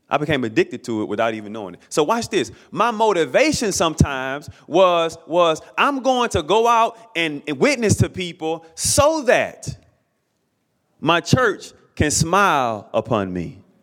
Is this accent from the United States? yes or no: yes; Alabama, United States; I grew up in the state of Alabama, born and raised in Alabama